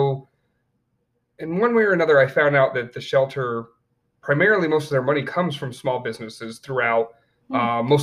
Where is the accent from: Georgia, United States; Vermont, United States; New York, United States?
New York, United States; upstate; born or raised there; also born or lived in Colorado / Tennessee / Romania / Florida